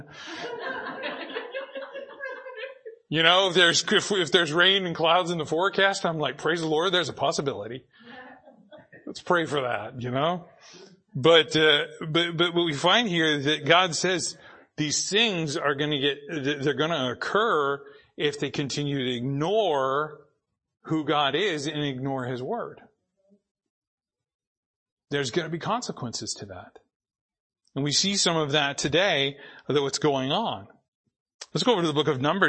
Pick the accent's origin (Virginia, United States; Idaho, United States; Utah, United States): Idaho, United States; Boise; now in Ridgefield, United States; I grew up in Boise.